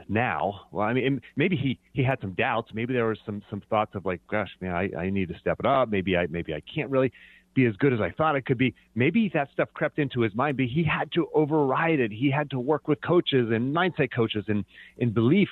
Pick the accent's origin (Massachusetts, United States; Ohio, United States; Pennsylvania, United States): Pennsylvania, United States; moved away; also born or lived in Virginia; growing up in Pennsylvania.